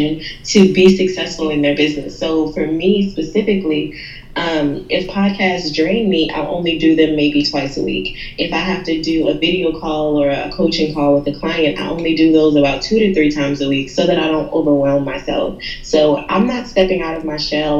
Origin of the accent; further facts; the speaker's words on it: New Orleans, Louisiana, United States; I was born and raised in New Orleans